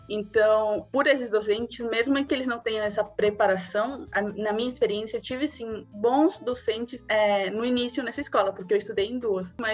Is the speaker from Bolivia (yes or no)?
yes; Bolivia; first language es; Portuguese is a second language; now in São Paulo, Brazil; eu só falava espanhol, não falava português. Eu cheguei bem perdida. Eu já tinha minha tia, né? Meus primos, que eles já cresceram aqui. Eles também são da Bolívia, mas cresceram aqui.